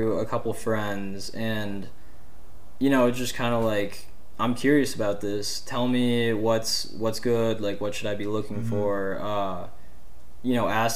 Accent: Illinois, United States; I'm from Illinois

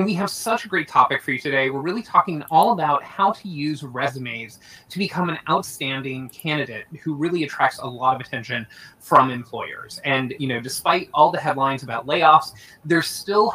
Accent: Pennsylvania, United States; my home state of Pennsylvania

